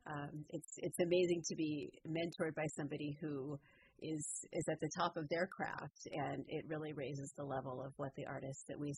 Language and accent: English; Southern California, United States; I grew up in Southern California